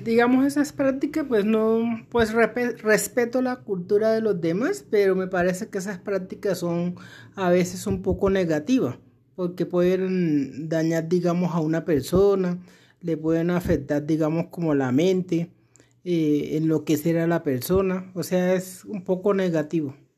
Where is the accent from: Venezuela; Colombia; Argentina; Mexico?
Colombia; Chocó; now in Bogotá, Colombia; nací en el Chocó, exactamente en un afluente del río Atrato que se llama Munguidó. Y llevo aquí en Bogotá más de 20 años.